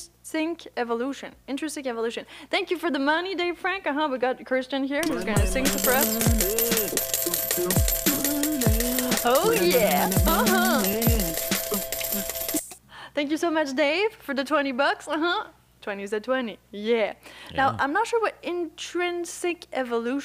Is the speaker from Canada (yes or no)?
no; Puerto Rico; I'm from Puerto Rico. Can you hear my accent?